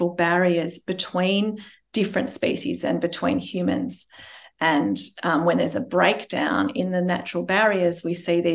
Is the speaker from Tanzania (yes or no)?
no; Melbourne, Victoria, Australia; we're from Melbourne